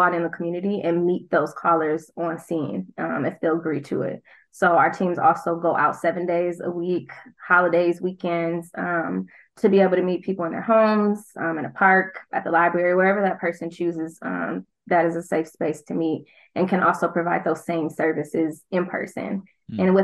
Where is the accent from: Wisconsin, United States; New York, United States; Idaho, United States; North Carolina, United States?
Wisconsin, United States; Milwaukee; also born or lived in Prairie View, Texas; I am a Milwaukee County native. I'm from Milwaukee in the city.